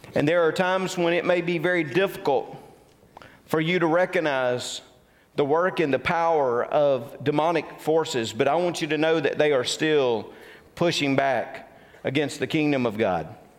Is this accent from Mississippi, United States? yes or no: yes; Tupelo, Mississippi, United States; I grew up in the Tupelo, Mississippi area